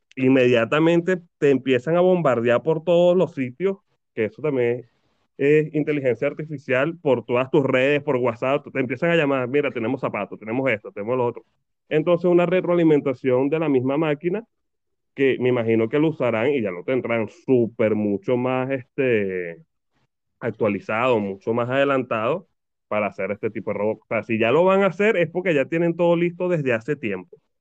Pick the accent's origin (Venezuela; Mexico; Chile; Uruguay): Venezuela; now in Argentina